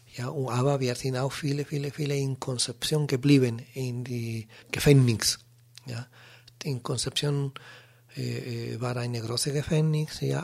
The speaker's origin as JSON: {"language": "German", "country": "Chile", "second_language": "German", "moved": "as an adult", "lives_now": "Germany", "said": "damals bei uns in Chile"}